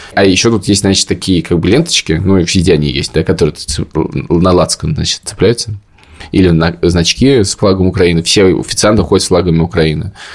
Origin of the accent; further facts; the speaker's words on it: Moscow, Russia; moved away as an adult; now in Tbilisi, Georgia; я из Москвы